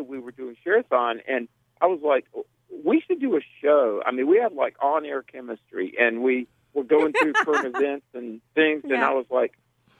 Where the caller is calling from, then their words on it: North Carolina, United States; I am on Interstate 85 outside of Charlotte, North Carolina.